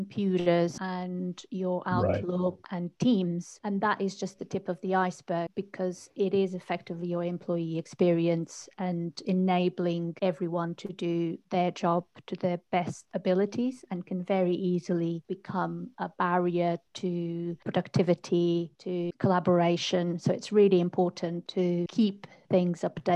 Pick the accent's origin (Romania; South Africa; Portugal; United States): Portugal; moved away as an adult; now in United Kingdom; I'm originally from Portugal, and that's where I started my journey into technology